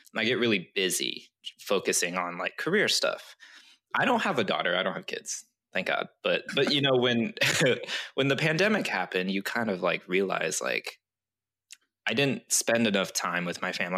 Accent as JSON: {"language": "English", "country": "Japan", "tie": "born or raised there", "moved": "yes", "said": "technically I'm t- Chinese, but I grew up in Japan"}